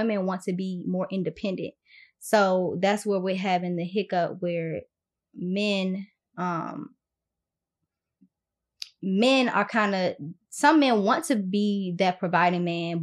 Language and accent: English; Washington, District of Columbia, United States; moved away as an adult; now in Atlanta, United States; I was born in Washington, D.C. So I'm first generation in the United States